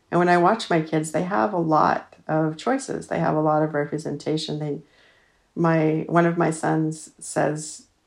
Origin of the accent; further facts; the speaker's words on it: Utah, United States; I was raised Mormon in Utah. My family's LDS. I'm the seventh of eight kids